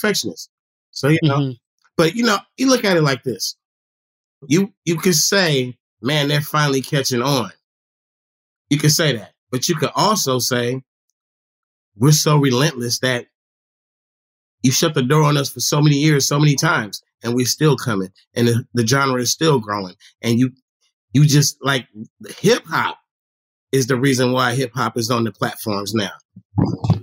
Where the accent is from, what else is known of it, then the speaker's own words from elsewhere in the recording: the Bay Area, California, United States; we're from the Bay